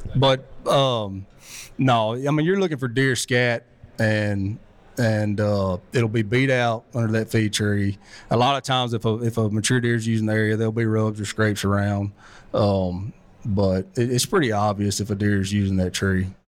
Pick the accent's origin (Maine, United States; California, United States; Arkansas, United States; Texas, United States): Arkansas, United States; South; I'm from South Arkansas